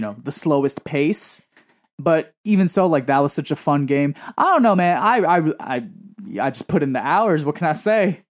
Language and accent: English; New York City, New York, United States; born and raised in Woodside